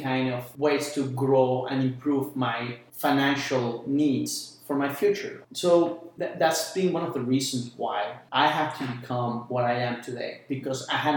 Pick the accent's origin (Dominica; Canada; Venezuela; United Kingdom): Venezuela; moved away as an adult; now in United States; I was born in Venezuela, like you mentioned, on late 70s